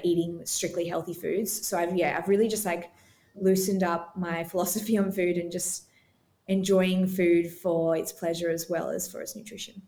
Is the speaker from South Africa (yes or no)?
no; Australia; also born or lived in Gold Coast, Queensland; I live here on the Gold Coast, Australia, so I'm Australian